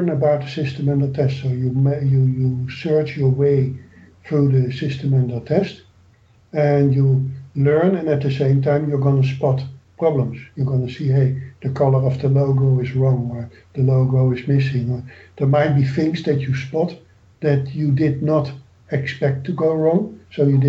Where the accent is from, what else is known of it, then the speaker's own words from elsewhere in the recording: Netherlands; moved away; I am from the Netherlands